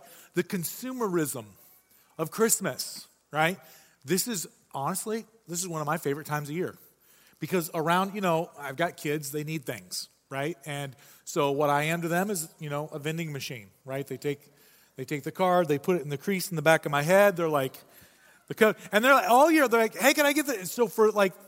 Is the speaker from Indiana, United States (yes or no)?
no; Michigan, United States; I say pop. It's because I'm from Michigan